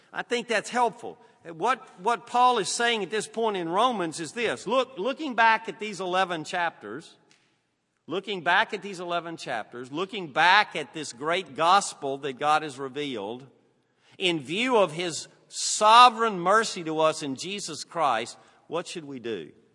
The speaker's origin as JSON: {"language": "English", "region": "Southern United States", "country": "United States", "accent": "Southern", "said": "Southern's my native tongue"}